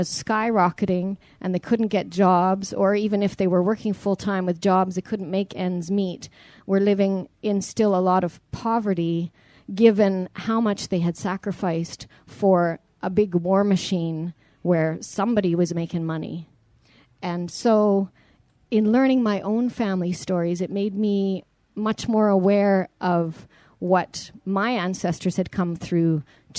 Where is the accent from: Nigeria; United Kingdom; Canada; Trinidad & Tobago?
Canada; also born or lived in Ontario / Alberta; growing up in Canada